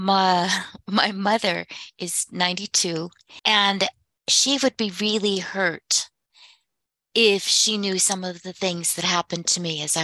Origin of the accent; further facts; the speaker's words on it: United States; moved away as an adult; I was a master sergeant's daughter from the res, who was brought up very strictly